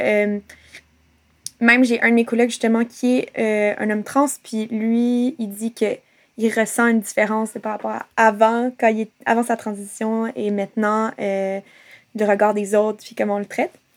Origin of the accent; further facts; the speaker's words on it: Montreal, Quebec, Canada; also born or lived in Gaspésie; now in Lennoxville, Canada; En ce moment, j'habite à Sherbrooke, euh, à Lennoxville, mais je suis née à Montréal, euh, même si je m'identifie plus comme gaspésienne parce que ça fait quelques années que je vis en Gaspésie.